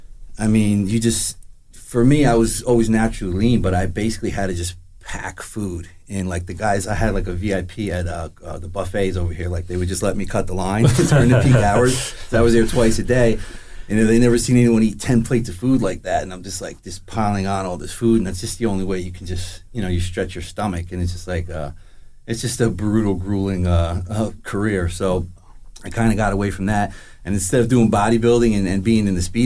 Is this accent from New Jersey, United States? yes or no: yes; Howell, New Jersey, United States; I'm a local guy. I grew up in Howell, Freehold area. Kind of a gypsy, though, to be honest with you. I just bounced around all over New Jersey.